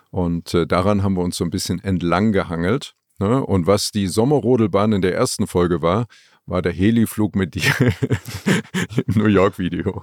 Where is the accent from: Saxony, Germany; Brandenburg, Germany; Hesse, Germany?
Saxony, Germany; Leipzig; moved away as an adult; also born or lived in Frankfurt am Main; aus Leipzig, aus meiner Heimatstadt weg